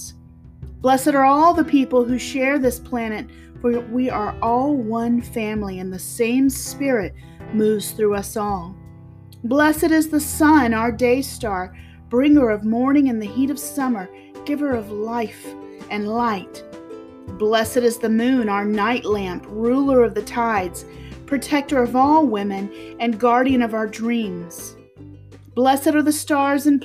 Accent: South Carolina, United States; I'm from the South, South Carolina to be exact, zone 8B, I believe, and it rarely snows here

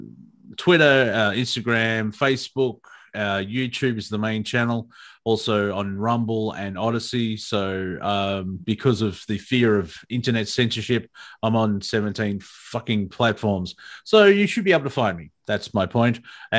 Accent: Australia; accent: Australian; keep my Australian accent

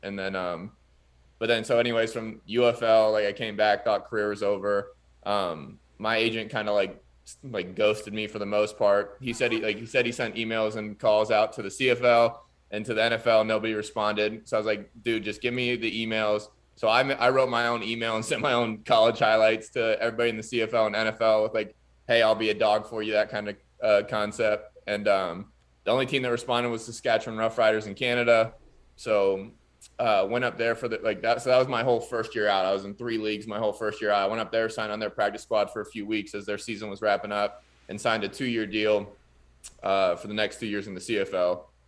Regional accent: Pickerington, Ohio, United States; my hometown, like, Pickerington, Pataskala, Ohio area.

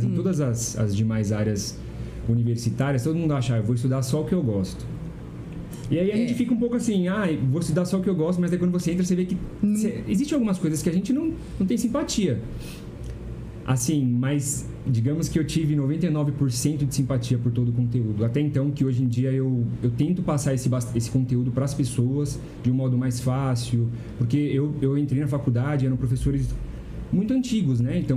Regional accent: São Roque, São Paulo, Brazil; born there; Não, eu nasci em São Roque.

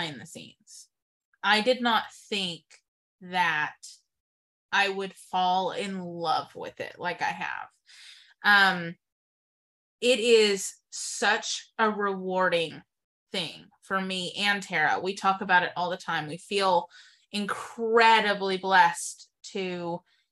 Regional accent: Texas, United States; moved away as an adult; also born or lived in Waco, Texas; now in Wichita, United States; I moved here from Texas, and I had only lived in Texas

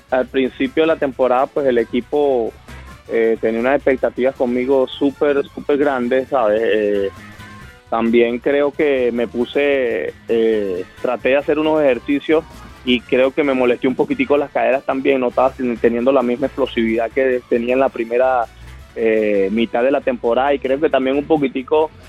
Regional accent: Venezuela; como te puedo decir que yo soy venezolano, jugar un Caracas Magallanes en Venezuela no es fácil

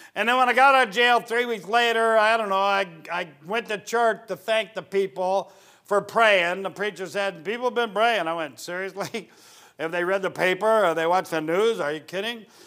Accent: United States; I'm an American

